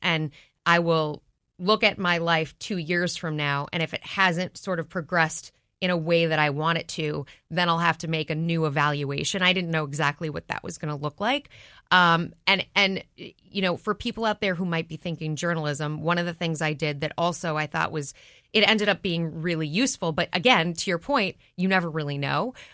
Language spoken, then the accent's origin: English; Minneapolis, Minnesota, United States; moved away; I grew up in Minneapolis.